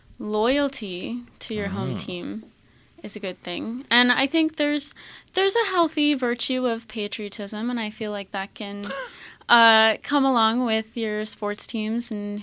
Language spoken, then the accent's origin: English; Houston, Texas, United States; now in Cleveland, United States; I'm originally from Houston, Texas.